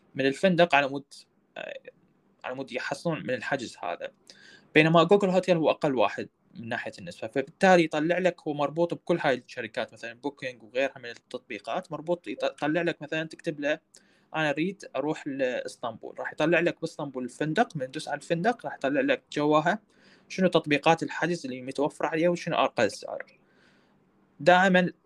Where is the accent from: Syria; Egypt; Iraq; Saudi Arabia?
Iraq